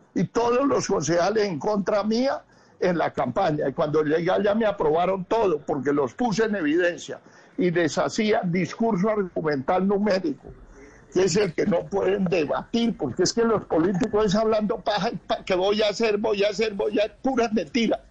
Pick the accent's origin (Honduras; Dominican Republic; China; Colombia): Colombia; somos los colombianos